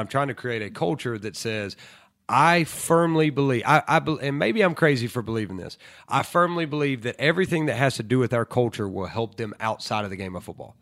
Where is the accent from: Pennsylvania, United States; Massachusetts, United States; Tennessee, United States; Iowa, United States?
Tennessee, United States; Lookout Mountain; also born or lived in Ooltewah, Tennessee; I'm from Lookout Mountain of Tennessee